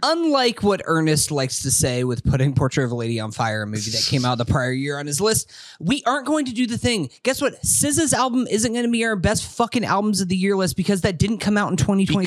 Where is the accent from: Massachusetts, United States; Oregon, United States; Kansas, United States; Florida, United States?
Florida, United States; Tallahassee; we're from Tallahassee. Obviously, grew up a Florida State fan